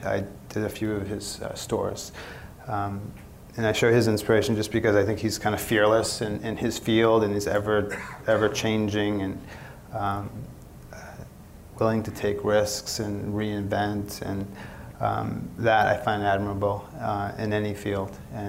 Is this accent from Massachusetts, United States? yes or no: yes; Lowell, Massachusetts, United States; moved away as an adult; now in Los Angeles, United States; Well, I grew up back east. I grew up in Lowell, Massachusetts. Lowell's kind of an industrial mill town.